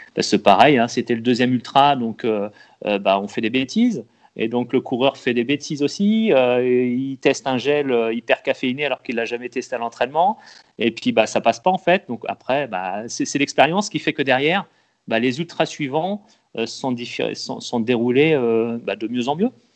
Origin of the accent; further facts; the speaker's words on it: Loir-et-Cher, Centre-Val de Loire, France; Moi je viens de, je suis du Loir-et-Cher